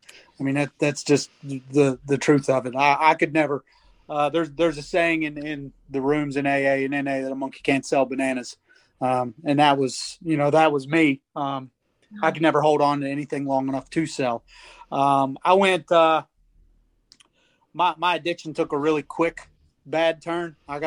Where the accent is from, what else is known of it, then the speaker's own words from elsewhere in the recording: Moorefield, West Virginia, United States; I grew up in Moorfield in Petersburg.